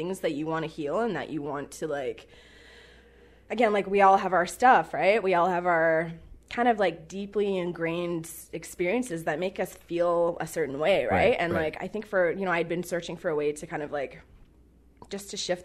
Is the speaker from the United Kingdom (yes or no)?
no; Vancouver, British Columbia, Canada; I was born in Vancouver. I'm a born and raised Kitsilano